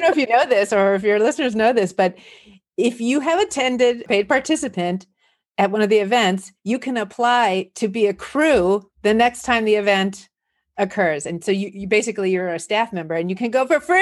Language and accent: English; Los Angeles, California, United States; also born or lived in New Jersey / Santa Barbara / Indiana / New York City; I'm here in Los Angeles, And I was born in New Jersey, but raised here in the San Fernando Valley